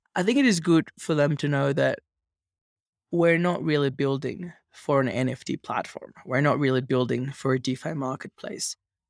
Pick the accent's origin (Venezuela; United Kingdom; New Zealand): Venezuela; As you can imagine, growing up in Venezuela was a bit wild, fun, but wild.